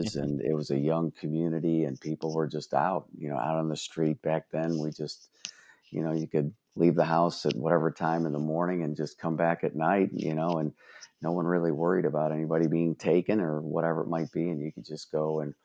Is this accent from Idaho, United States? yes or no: no; Brook Park, Ohio, United States; I grew up in Brook Park, Ohio, and I was the oldest of 3 boys